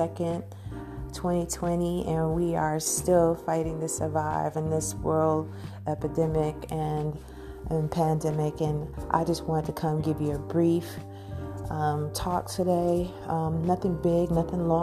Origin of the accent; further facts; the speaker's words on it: New York, United States; now in Georgia, United States; New York, stand up. I love y'all. It's my hometown.